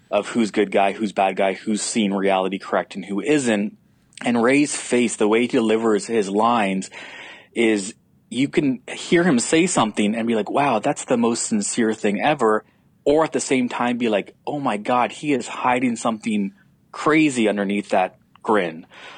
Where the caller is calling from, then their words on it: Canada; I'm calling up from Canada just to give context to your listeners.